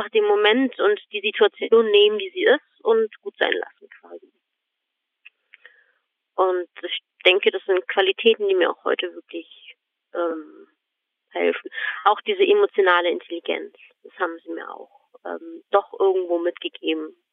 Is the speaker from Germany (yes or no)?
yes; Germany; born there; also born or lived in Croatia; ich bin tatsächlich hier in Deutschland auch geboren. Mhm. Und dann sind wir auch wieder zurück nach Kroatien.